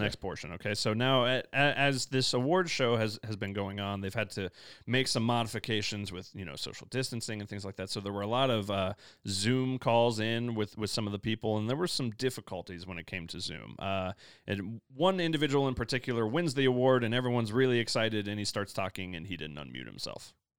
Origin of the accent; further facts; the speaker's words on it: Midwest, United States; now in Denver, United States; I come from the Midwest